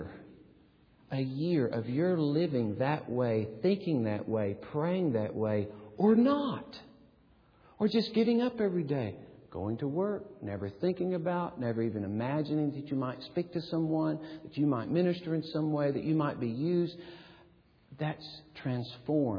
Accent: Gadsden, Alabama, United States; moved away; my hometown, Gadsden

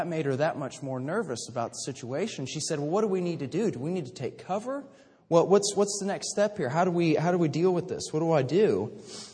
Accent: Kansas City, Missouri, United States; moved away as an adult; now in Fort Worth, United States; in Kansas City, growing up in the Midwest

